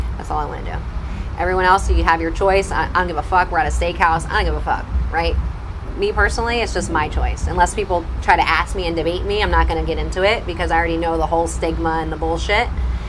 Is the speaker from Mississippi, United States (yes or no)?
no; New Jersey, United States; And it's been hard because I'm from Jersey and I'm a foodie.